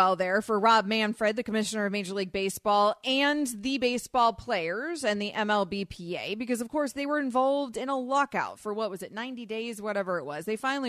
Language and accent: English; Tampa, Florida, United States; born or raised there